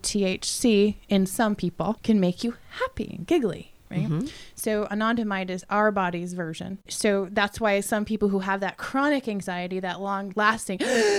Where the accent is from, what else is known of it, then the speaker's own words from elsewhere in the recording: Colorado, United States; I'm from Colorado.